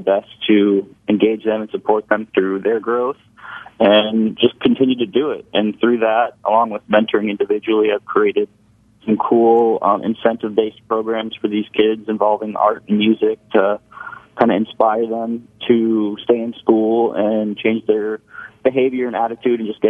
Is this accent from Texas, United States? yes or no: no; Orange County, California, United States; also born or lived in San Diego, California; now in Hermosa Beach, United States; I grew up in Orange County, California